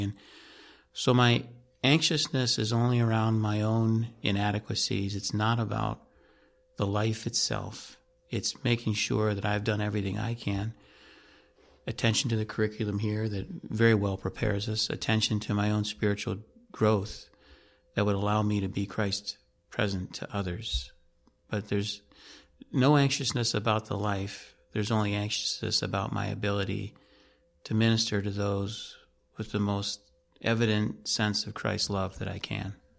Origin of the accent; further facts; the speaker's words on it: Ohio, United States; moved away as an adult; also born or lived in Portland; I grew up back in the Midwest, in the state of Ohio